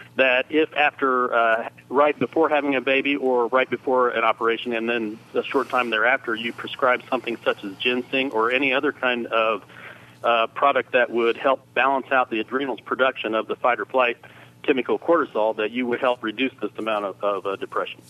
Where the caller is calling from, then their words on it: Terre Haute, Indiana, United States; I'm calling from Terre Haute